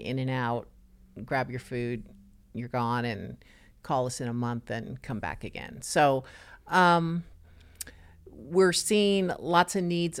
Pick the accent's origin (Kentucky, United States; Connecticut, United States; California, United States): California, United States; Los Angeles; now in Nassau Bay, United States; I was born and raised in Los Angeles